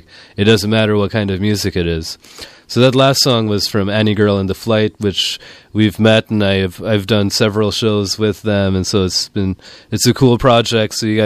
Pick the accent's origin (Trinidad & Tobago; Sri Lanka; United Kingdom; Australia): Sri Lanka; now in San Francisco, United States; I'm from Sri Lanka